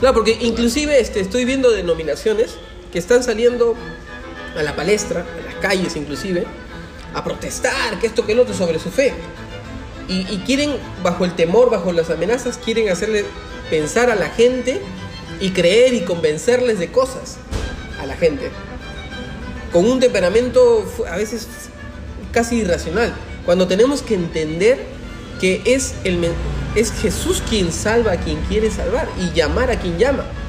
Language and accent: Spanish; Peru; somos entre peruanos